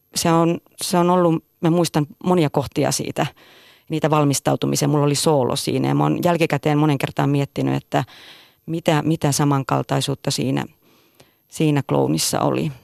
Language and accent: Finnish; Tervola, Lapland, Finland; moved away; Mä olen Tervolasta, Lapista kotoisin ja tuota, tein teatteria. Tein teatteria hyvin pienenä